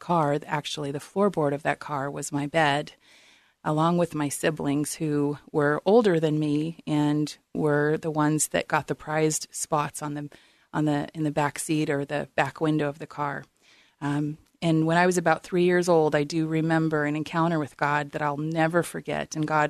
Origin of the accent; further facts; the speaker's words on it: New Orleans, Louisiana, United States; born there; But I was born into homelessness in New Orleans, and for the first 7 years of my life, the family car was my home